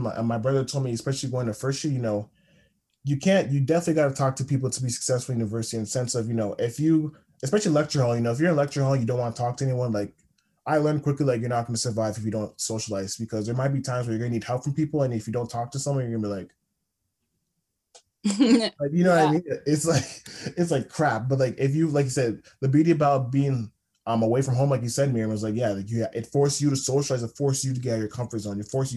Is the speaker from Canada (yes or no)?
yes; Toronto, Ontario, Canada; moved away as an adult; now in North Bay, Canada; I'm from Toronto